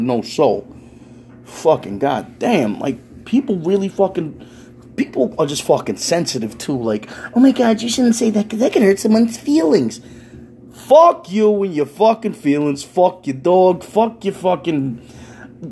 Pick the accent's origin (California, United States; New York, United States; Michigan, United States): New York, United States; New York City; I'm a New Yorker